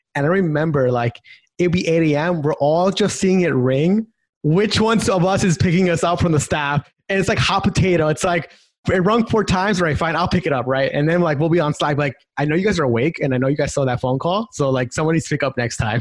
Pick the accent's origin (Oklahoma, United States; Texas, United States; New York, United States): New York, United States; Long Island; my background is I grew up in New York, so Long Island.